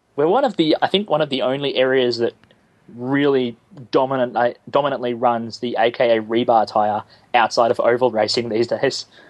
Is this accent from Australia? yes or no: yes; Australia; I'm the Australian version of you